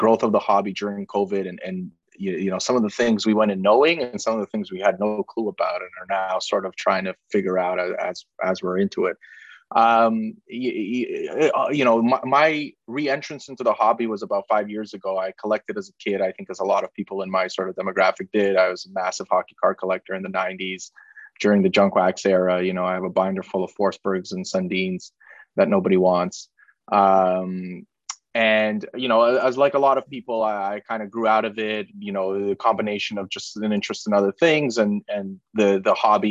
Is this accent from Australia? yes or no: no; Ukraine; now in Toronto, Canada; I'm from Ukraine